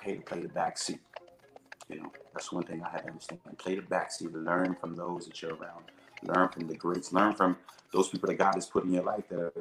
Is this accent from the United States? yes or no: yes; Atlanta, Georgia, United States; born and raised in Atlanta, Georgia